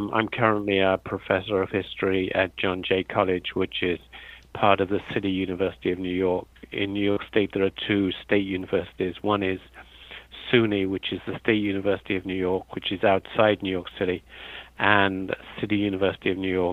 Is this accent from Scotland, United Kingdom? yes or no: no; London, United Kingdom; moved away as an adult; also born or lived in Pennsylvania, United States; I'm a native of Britain, and I was born in London